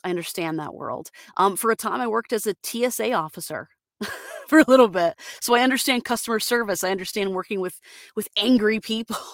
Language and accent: English; Florida, United States; I'm from from Florida, Floridian